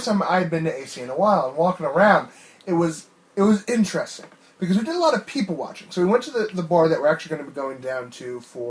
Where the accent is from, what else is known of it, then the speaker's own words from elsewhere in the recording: New Jersey, United States; growing up in New Jersey